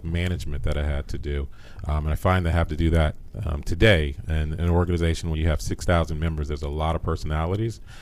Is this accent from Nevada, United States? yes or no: no; Washington, District of Columbia, United States; Washington, D.C.